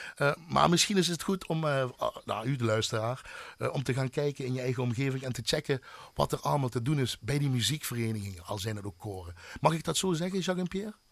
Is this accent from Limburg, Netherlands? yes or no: yes; Nuwijnen / Heksenberg, Limburg, Netherlands; Ik ben dan van Nuwijnen, maar ik kwam van de Heksenberg